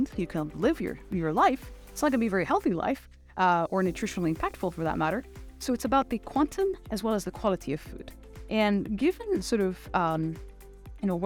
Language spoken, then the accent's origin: English; Abu Dhabi, United Arab Emirates; moved away as an adult; also born or lived in Chicago, United States; I was born and raised in Abu Dhabi. So Abu Dhabi is really my hometown.